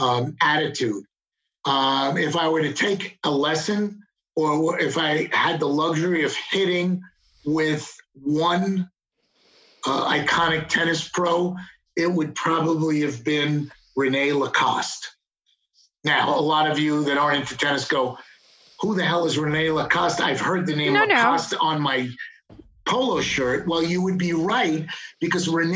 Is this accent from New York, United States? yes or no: yes; Long Island, New York, United States; accent: New York; moved away as an adult; now in Dallas, United States; growing up on Long Island and being a New Yorker